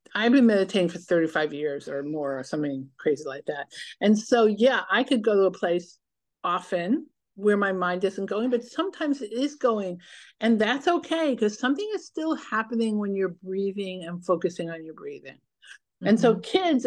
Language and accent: English; New York City, New York, United States; now in Los Angeles, United States; I grew up in New York City, even though I live in La La Land